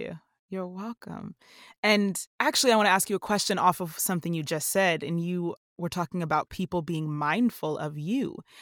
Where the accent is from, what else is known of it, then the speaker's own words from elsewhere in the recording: New Jersey, United States; I'm a Jersey girl